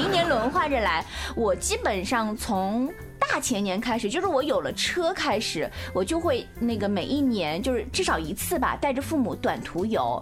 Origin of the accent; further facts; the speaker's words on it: China; 作为一个中国人来说